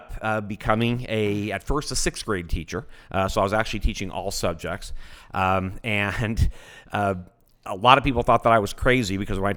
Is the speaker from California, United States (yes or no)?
yes; Buena Park, California, United States; I grew up in Orange County back in the day when Orange County was still mostly orange groves